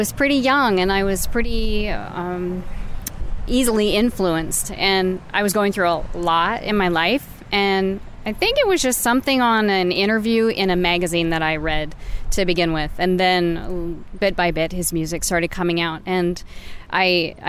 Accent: Oregon, United States; From Oregon.

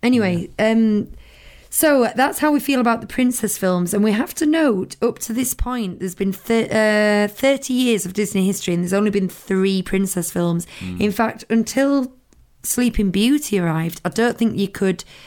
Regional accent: United Kingdom; we're looking at it as British people

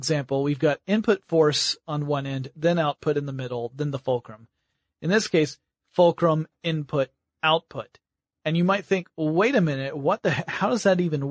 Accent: Georgia, United States; I'm from Georgia.

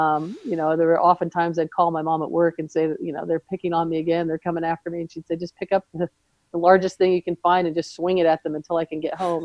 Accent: Southern California, United States; now in Seattle, United States; we grew up in Southern California the weather was nice enough year round

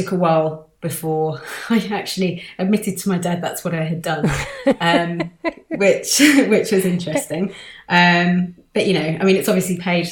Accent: London, United Kingdom; growing up in London

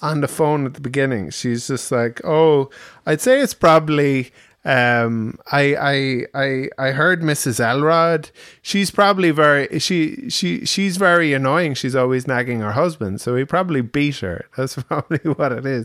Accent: Ireland; we're Irish

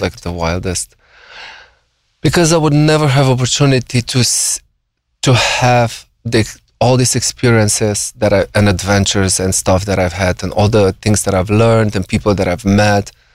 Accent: Slovenia; moved away as an adult; now in United States; I grew up in like a small conservative village, you know, very re- religious, um, Catholics

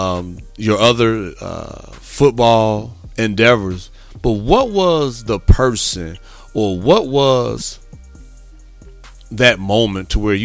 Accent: Midwest, United States; moved away as an adult; also born or lived in Corpus Christi, Texas; Growing up in the Midwest

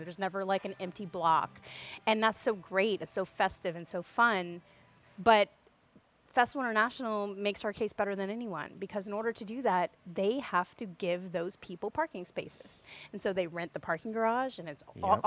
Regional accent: Opelousas, Louisiana, United States; also born or lived in Portland, Oregon / Lafayette, Louisiana; I'm from Opelousas. I moved away to Portland, Oregon, and moved back in 2010

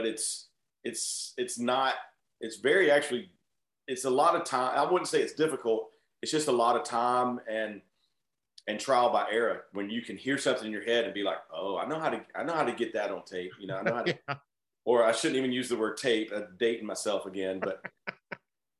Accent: Atlanta, Georgia, United States; We're from Atlanta

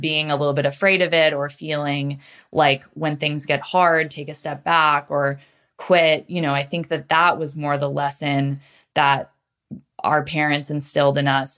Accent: New Canaan, Connecticut, United States; I grew up in Connecticut, um, in a suburb called New Canaan, which is about forty-five minutes outside New York City

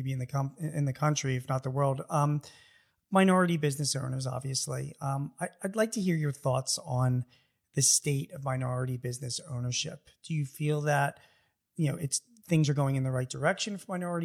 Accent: United States; I'm American

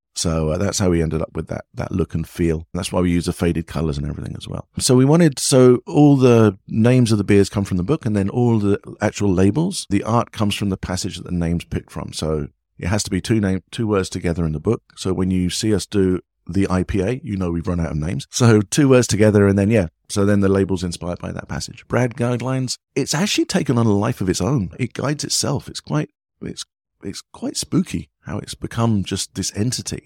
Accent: England, United Kingdom; moved away as an adult; also born or lived in United States; now in Vietnam; being an Englishman

